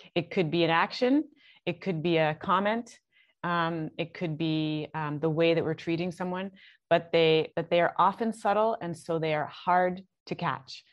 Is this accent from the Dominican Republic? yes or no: no; Canada; moved away as an adult; also born or lived in Toronto; now in Barbados; I'm Canadian. I'm in I'm in Barbados